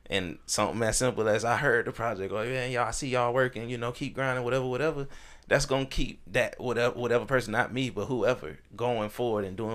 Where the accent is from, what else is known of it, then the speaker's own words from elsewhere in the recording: Augusta, Georgia, United States; moved away; I am from Augusta, born and raised, and all that. But with me being in the military, took me away from here.